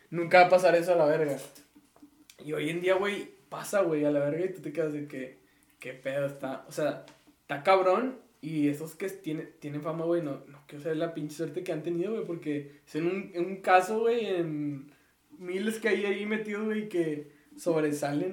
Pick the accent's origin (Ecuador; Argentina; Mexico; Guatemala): Mexico; aquí somos bien así